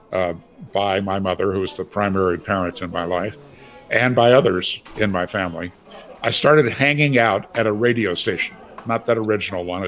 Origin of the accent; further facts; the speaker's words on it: Green Bay, Wisconsin, United States; I grew up in Green Bay, Wisconsin